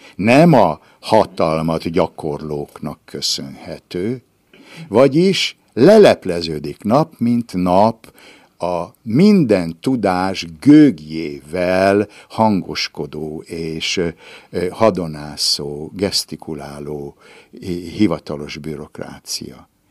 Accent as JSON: {"language": "Hungarian", "town": "Ibrány", "region": "Szabolcs-Szatmár-Bereg", "country": "Hungary", "tie": "born or raised there", "moved": "yes", "said": "a szülőházam még mindig áll, ez az Adi Endre utca 34-es szám, ott Ibrányban, és én abban a házban születtem"}